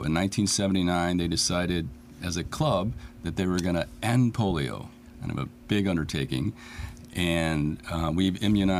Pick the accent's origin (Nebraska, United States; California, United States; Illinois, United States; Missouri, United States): Illinois, United States; Chicago; moved away as an adult; now in Aurora, United States; I'm born in Chicago, moved out here 25 years ago, married, grown child, alderman for the 10th Ward, the Far East Side of Aurora.